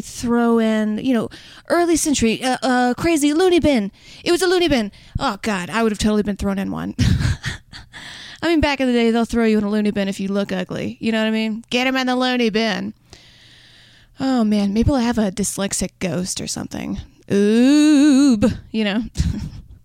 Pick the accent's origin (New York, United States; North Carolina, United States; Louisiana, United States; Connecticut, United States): Louisiana, United States; I'm just from Louisiana